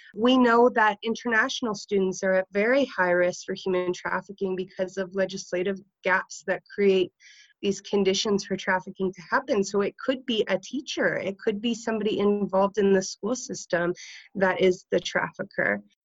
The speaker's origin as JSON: {"language": "English", "area": "Niagara region", "region": "Ontario", "country": "Canada", "said": "I worked for the uh, Niagara Sexual Assault Center because I'm from the Niagara region."}